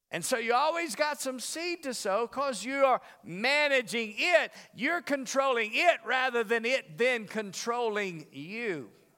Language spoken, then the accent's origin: English; the South, United States; now in Las Vegas, United States; I'm from the South